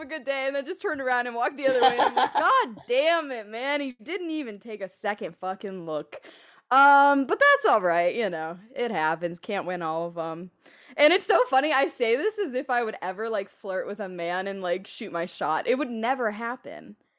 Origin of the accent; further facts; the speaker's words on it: near Kent, Ohio, United States; we're near Cleveland